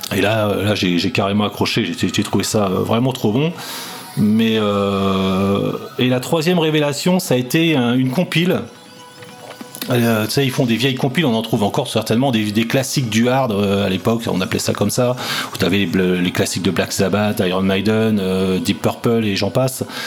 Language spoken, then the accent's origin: French; Rennes, Brittany, France; je suis rennais